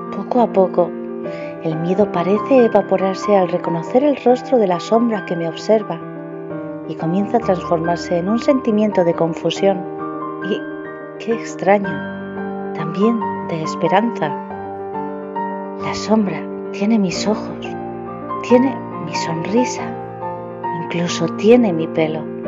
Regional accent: Spain; de España

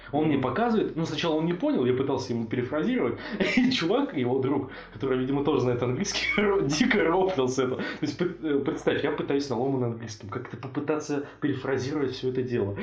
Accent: Russia; also born or lived in Bratislava, Slovakia; я из России». Он такой, «А, ну, я, в принципе, это понял по твоему акценту

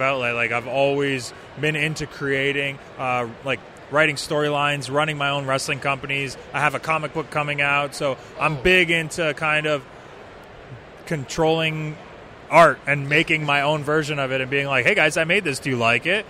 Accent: Canada; moved away as an adult; now in Michigan, United States; As a Canadian

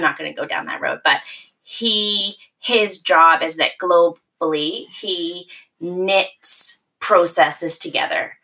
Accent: the Maritimes, Canada; moved away as an adult; also born or lived in United Kingdom; now in Toronto, Canada; I was born and raised in the Maritimes, and uh, I moved to Toronto after university.

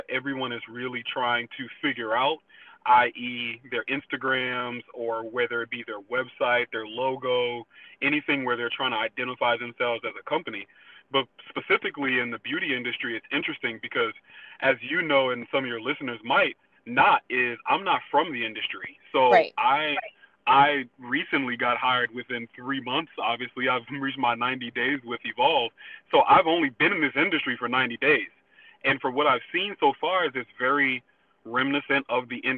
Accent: New Orleans, Louisiana, United States; moved away as an adult; also born or lived in New Hampshire; I'm from New Orleans, Louisiana, so I moved up to New Hampshire in 2011 as a sophomore in college

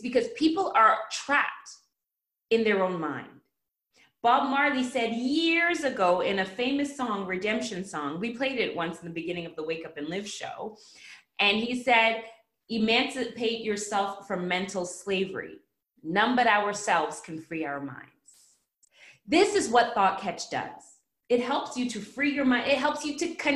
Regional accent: Canada; now in United States; I am Canadian. And in Canada, we actually have Thanksgiving

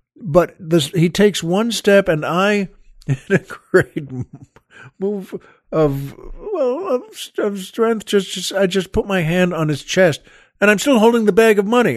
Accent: Long Island, New York, United States; moved away; the house we, we grew up in on Long Island.

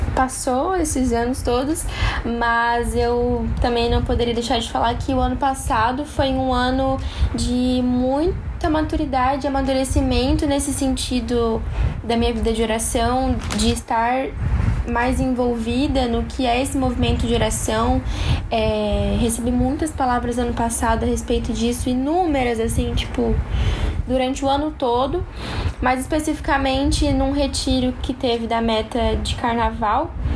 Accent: interior of São Paulo, Brazil; moved away as an adult; now in Balneário Camboriú, Brazil; eu sou do interior de São Paulo, bem no interior de São Paulo

